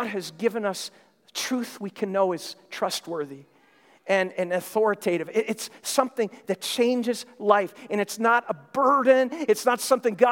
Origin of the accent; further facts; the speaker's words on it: Minnesota, United States; moved away; I'm from Minnesota. I grew up there, have many memories of growing up there in Christmas time